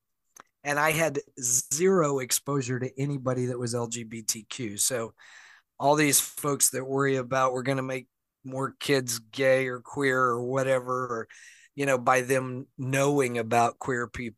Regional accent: the South, United States; now in Seattle, United States; I was born and raised in the South, and in the Bible Belt

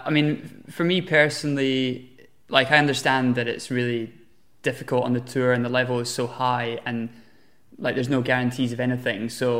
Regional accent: United Kingdom; So for me, being British and like living in London, everything's at home for me.

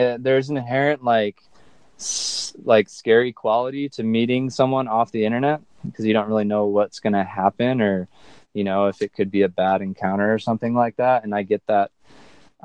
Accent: Southern California, United States; Growing up in Southern California

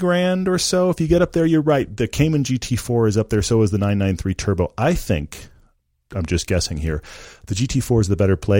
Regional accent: Texas, United States; also born or lived in England / Norway / California; now in Utah, United States; And this was came from growing up in Texas and living while I was a kid, both in England and in Norway.

